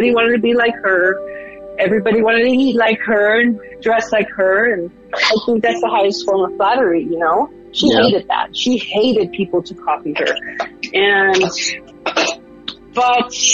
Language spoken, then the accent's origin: English; Los Angeles, California, United States; moved away as an adult; now in Colorado, United States; I'm a Latina from Los Angeles, California. And I come from Mexican parents. And I moved to Colorado in 92